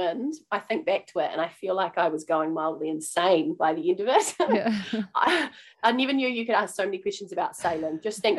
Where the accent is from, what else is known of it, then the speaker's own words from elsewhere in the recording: North Island, New Zealand; also born or lived in South Island; I grew up in the North and I now live in the North